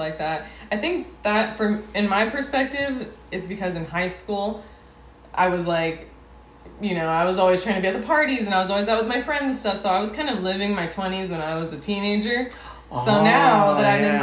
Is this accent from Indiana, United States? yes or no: no; Los Angeles, California, United States; I grew up in City Terrace, West Los Angeles. Like, I've been in the city for so long